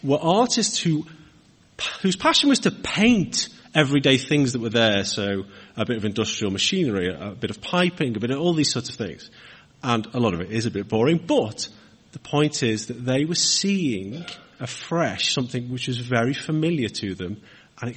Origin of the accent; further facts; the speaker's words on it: Wirral, North West England, United Kingdom; moved away as an adult; now in Hartford, Cheshire, United Kingdom; I'm from Wirral myself, and the kind of north, the bit next to Liverpool